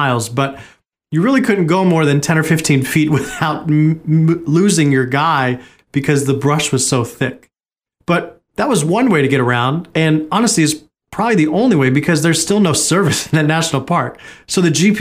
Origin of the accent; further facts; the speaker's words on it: Oregon, United States; growing up in Oregon